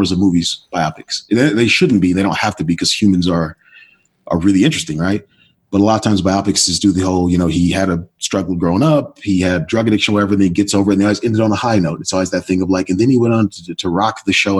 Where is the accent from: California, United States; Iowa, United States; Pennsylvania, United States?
California, United States; Oakland; black kid growing up in Oakland